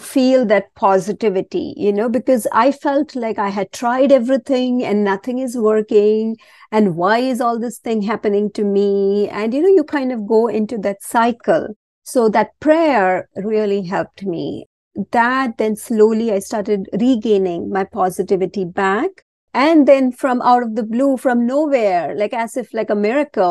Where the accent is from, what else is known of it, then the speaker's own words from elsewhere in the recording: India; moved away; I was born and raised a Hindu. I was born in India and always raised a Hindu